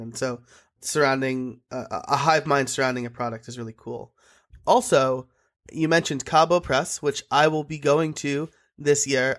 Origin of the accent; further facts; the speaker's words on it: New York, United States; I'm an Italian from New York